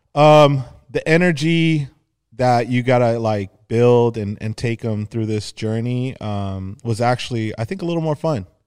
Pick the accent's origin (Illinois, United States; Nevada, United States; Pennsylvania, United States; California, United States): California, United States; Los Angeles; growing up in the San Fernando Valley, uh, specifically Arlita